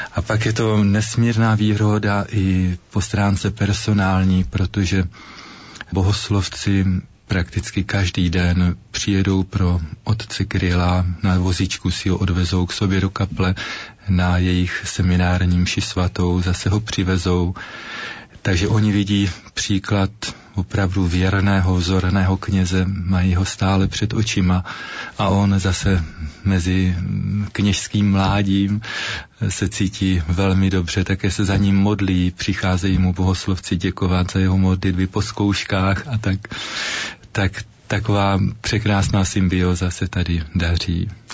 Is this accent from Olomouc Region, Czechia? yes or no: yes; Ruda nad Moravou, Olomouc Region, Czechia; now in Olomouc, Czech Republic; ve farnosti Ruda nad Moravou, odkud pocházím